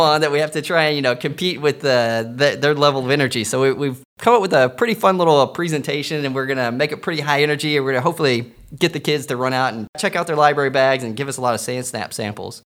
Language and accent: English; Texas, United States; moved away; I'm a Texan